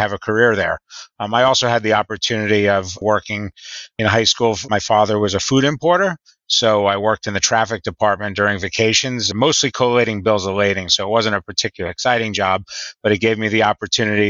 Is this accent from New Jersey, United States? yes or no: no; New York, United States; I grew up in New York and I grew up sailing